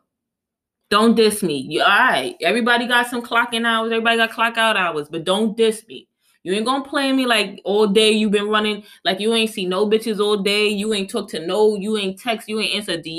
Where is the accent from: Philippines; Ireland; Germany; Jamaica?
Jamaica; I'm Jamaican.